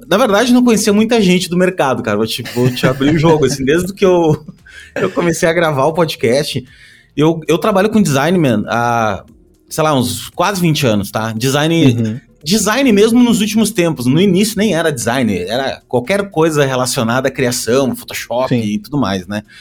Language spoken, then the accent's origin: Portuguese; Canoas, Rio Grande do Sul, Brazil; also born or lived in Porto Alegre; É, eu nasci em Porto Alegre uh, e morei em Canoas, né? Que é a nossa querida cidade vizinha aí durante, porra, a minha vida toda quase, né?